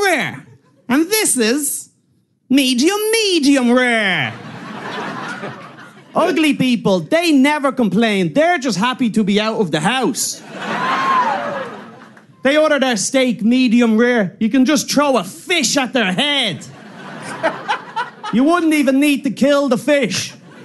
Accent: Ireland; I'm from Ireland

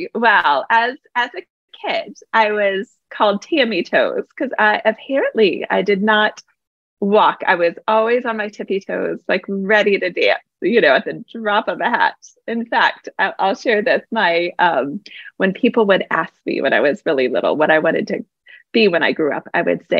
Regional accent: East Coast, United States; also born or lived in Fullerton, California / Charlotte, North Carolina; I was born in California, but I was raised on the East Coast.

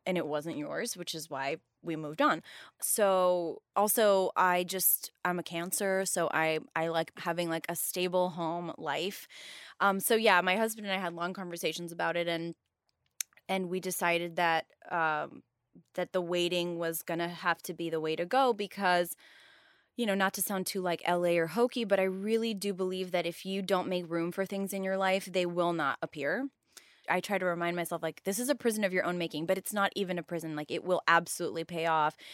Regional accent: Miami, Florida, United States; born or raised there; moved away

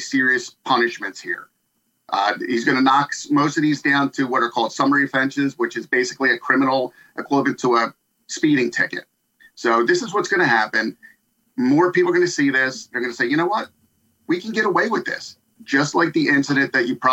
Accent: Philadelphia, Pennsylvania, United States; I grew up in the Frankfurt section of Philadelphia

